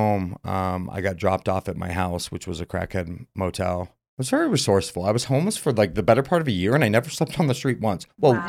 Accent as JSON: {"language": "English", "town": "Murray", "region": "Utah", "country": "United States", "said": "I'm from Central, Murray, Utah."}